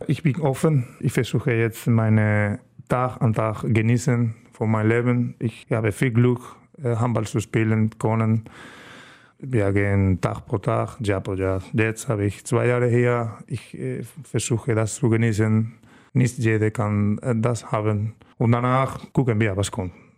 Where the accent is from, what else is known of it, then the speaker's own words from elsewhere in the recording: Estepa, Andalusia, Spain; German is a second language; moved away as an adult; now in Germany; meine Heimat äh, heißt Estepa. Das ist ein kleines Dorf in der Sevilla-Region